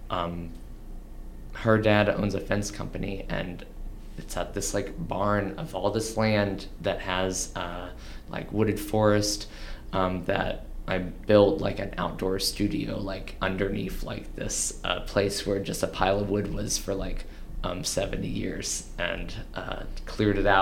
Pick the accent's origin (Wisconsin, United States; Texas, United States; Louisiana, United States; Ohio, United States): Texas, United States; Houston; also born or lived in Dallas, Texas; now in Austin, United States; I grew up in outside of Houston